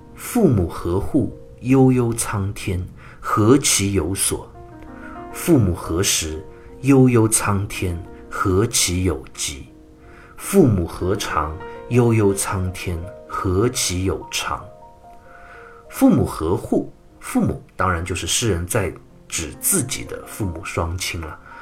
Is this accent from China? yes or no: yes; China; 我们中国人骂一个人的时候啊